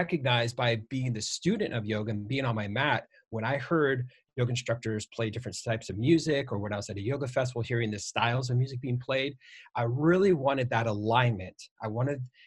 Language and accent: English; Iowa, United States; I'm from Iowa and born and raised in the cornfields.